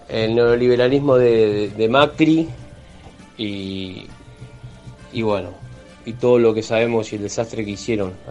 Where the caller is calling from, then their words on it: Villa Domínico, Buenos Aires Province, Argentina; de Villadomínico. Yo voto en la escuela número 5 en Avenida Mitre y esquina Totor Casasa, en Villa Domínico.